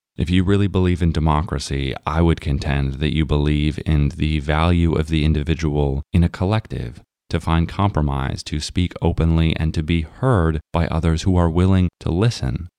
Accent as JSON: {"language": "English", "country": "United States", "said": "we are all American"}